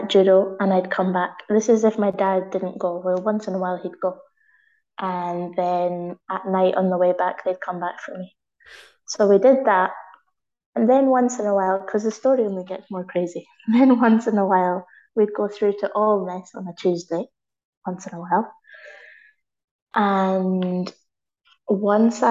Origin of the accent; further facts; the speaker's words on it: Ullapool, Scotland, United Kingdom; moved away as an adult; now in Madrid, Spain; my hometown, which is Ullapool